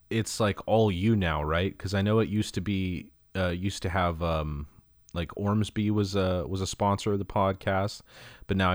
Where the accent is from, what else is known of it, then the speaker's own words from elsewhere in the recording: California, United States; born and raised in Southern California, so that just kind of comes out naturally.